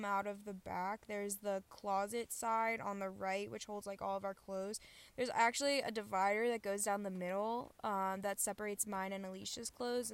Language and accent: English; Baltimore, Maryland, United States; moved away as an adult; I'm 21 years old, and I'm from Baltimore, Maryland